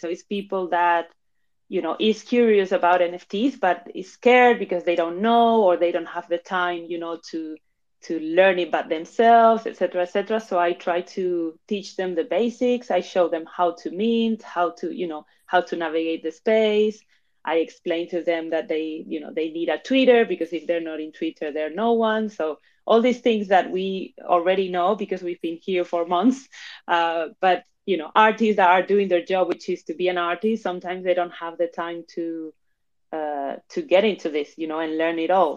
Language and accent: English; Madrid, Community of Madrid, Spain; moved away as an adult; also born or lived in Argentina / London, United Kingdom; now in Barcelona, Spain; I was born in Argentina, but I was raised in Spain, in Madrid specifically